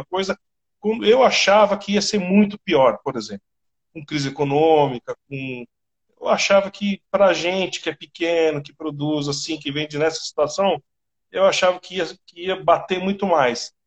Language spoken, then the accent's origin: Portuguese; Brazil